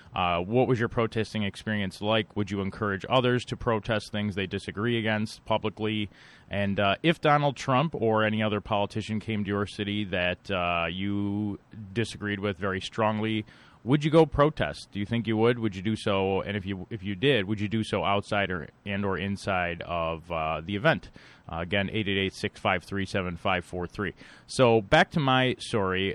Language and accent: English; Buffalo, New York, United States; Buffalo, which I know well because it's my hometown. I still live here